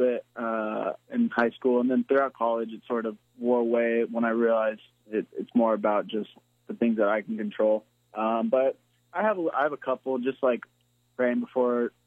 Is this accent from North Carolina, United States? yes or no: no; San Clemente, California, United States; moved away as an adult; also born or lived in San Diego; now in Charleston, United States; I was in Southern California, so I was, like, right in between L.A. and San Diego